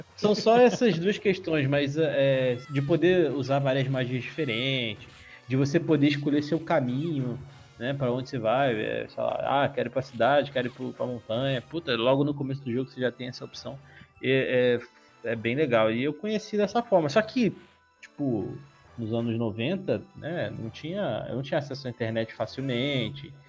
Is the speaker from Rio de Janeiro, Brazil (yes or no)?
yes; Rio de Janeiro, Brazil; now in São Paulo, Brazil; hoje em dia eu moro em São Paulo, mas eu sou original do Rio de Janeiro e eu morava em Marechal Hermes